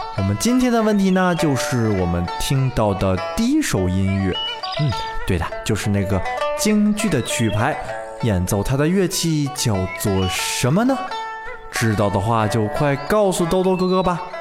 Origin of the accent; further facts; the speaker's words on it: China; 也就是我们中国人自己的音乐。